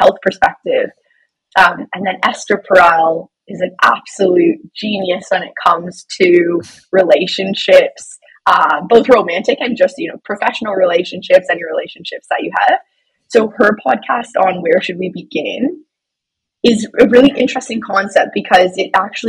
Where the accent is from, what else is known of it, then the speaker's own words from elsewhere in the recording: London, Ontario, Canada; I am originally from London, Ontario